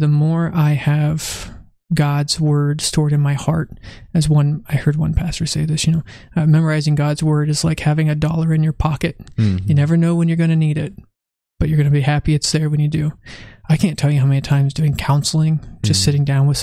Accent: California, United States; also born or lived in Virginia; home, California

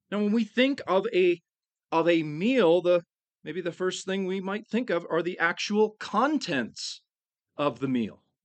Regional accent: United States; us as American Christians

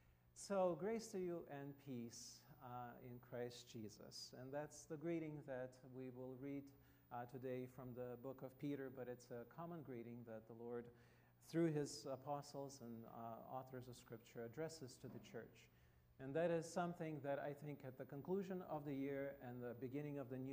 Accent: Russia; English is a second language; I come from Russia, as you can see, and unless it's very small probably for many of you, but anyway, there is Russia, the green territory.

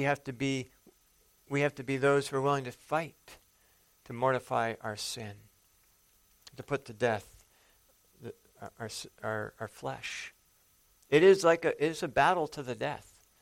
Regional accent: the Dakotas, United States; moved away; I grew up in the Dakotas for a while.

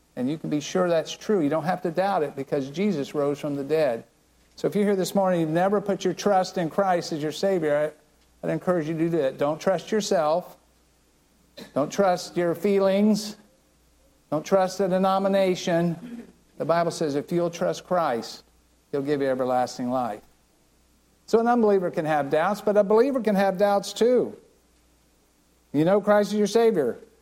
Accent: Land O' Lakes, Florida, United States; I grew up right here in Land Lakes

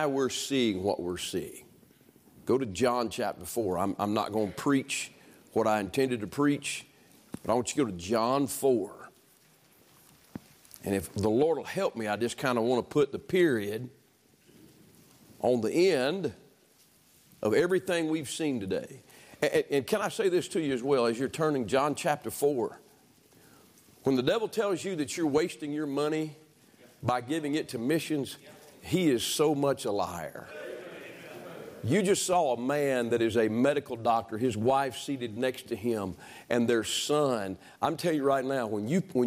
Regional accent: Alabama, United States; I was born in Alabama.

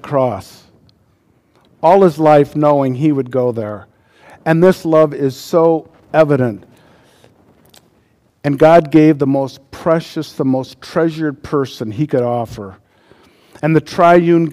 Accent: United States; As an American

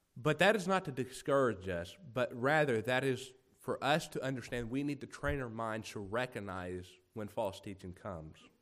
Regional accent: United States; growing up in America

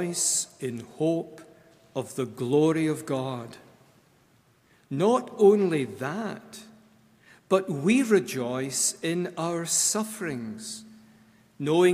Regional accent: Scotland, United Kingdom; moved away; I am always from Scotland. Wherever I am in this world, I take Scotland with me.

